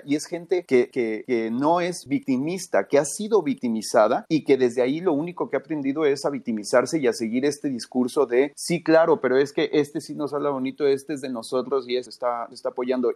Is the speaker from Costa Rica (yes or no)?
no; San Luis Potosí, Mexico; soy de San Luis Potosí